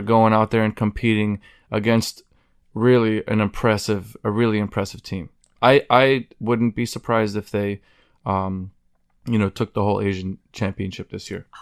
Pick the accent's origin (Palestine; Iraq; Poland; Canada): Palestine; Silwad, West Bank; now in Munster, United States; I'm from Silwad, Palestine, uh, which is in the West Bank, but I currently live in, uh, Munster, Indiana, which is right outside of Chicago.